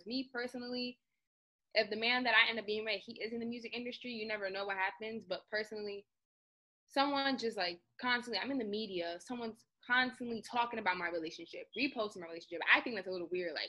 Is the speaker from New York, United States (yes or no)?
yes; New York, United States; I'm from New York